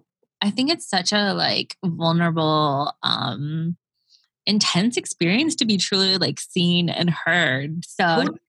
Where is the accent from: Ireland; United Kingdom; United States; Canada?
United States; Gainesville, Florida; Gainesville, which is my hometown.